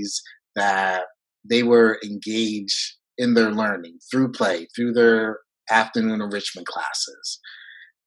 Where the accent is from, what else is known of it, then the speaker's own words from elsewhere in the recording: New York, United States; first language French; English is a second language; moved away as an adult; I'm from New York